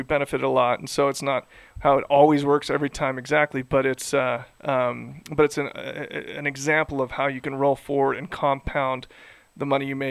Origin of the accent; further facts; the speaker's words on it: Idaho, United States; Yeah, in Salt Lake City, or I'm from Idaho.